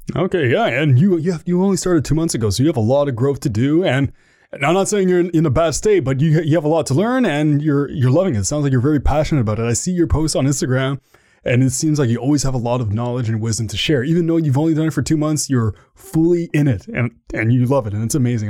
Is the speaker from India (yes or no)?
no; Canada; I'm from Canada